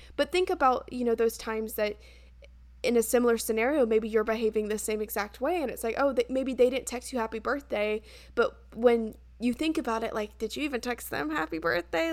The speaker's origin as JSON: {"language": "English", "country": "United States", "tie": "born or raised there", "lives_now": "Charleston, United States", "said": "my hometown's only, like, two and a half hours away"}